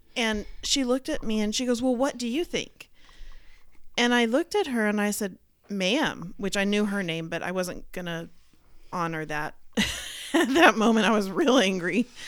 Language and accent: English; Dallas, Texas, United States; I grew up in Dallas with a mixture of all kinds of people at my schools